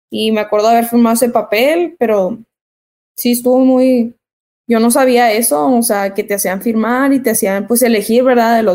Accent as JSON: {"language": "Spanish", "town": "El Paso", "region": "Texas", "country": "United States", "tie": "born there", "said": "porque mis hermanos y yo nacimos acá en Estados Unidos, nacimos en El Paso, Texas."}